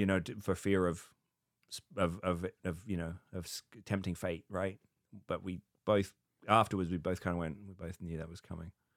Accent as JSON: {"language": "English", "country": "United Kingdom", "moved": "yes", "lives_now": "United States", "said": "being British in America"}